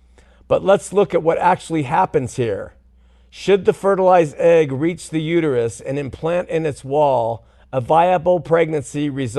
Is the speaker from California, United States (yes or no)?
yes; California, United States